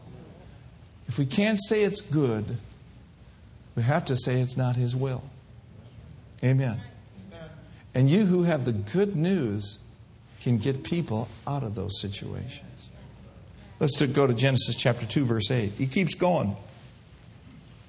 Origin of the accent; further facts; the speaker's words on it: Minneapolis, Minnesota, United States; moved away; I grew up in the north. I grew up in Minneapolis, Minnesota.